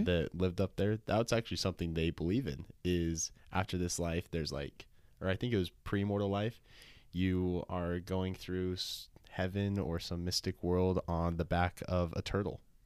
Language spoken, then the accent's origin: English; Sandy, Utah, United States; So I'm from Sandy, Utah. I grew up there my whole life, born and raised there.